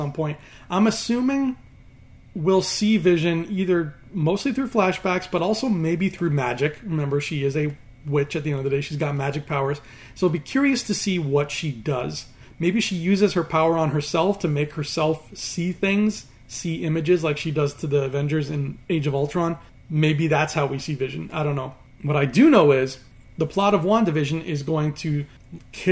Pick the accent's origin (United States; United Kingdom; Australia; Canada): Canada; He is a good old-fashioned homegrown Canadian boy like me.